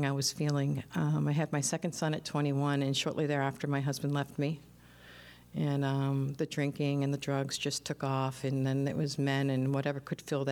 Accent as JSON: {"language": "English", "region": "New Hampshire", "country": "United States", "said": "I'm 50 years old, and I'm from New Hampshire"}